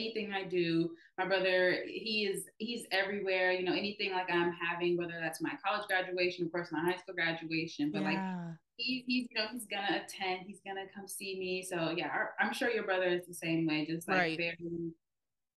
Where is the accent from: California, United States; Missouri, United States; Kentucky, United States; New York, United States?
California, United States; Los Angeles; moved away as an adult; also born or lived in Texas; we're all from Los Angeles